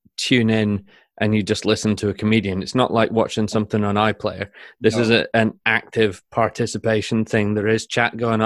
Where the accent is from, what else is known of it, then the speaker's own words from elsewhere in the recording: Shetland, Scotland, United Kingdom; I grew up in Shetland